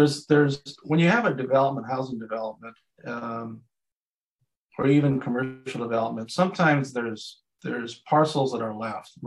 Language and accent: English; Santa Barbara, California, United States; when we grew up in Santa Barbara